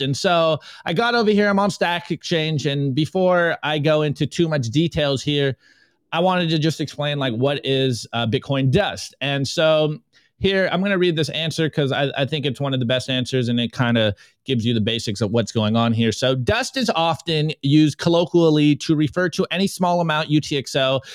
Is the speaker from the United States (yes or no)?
yes; United States; being an American public school student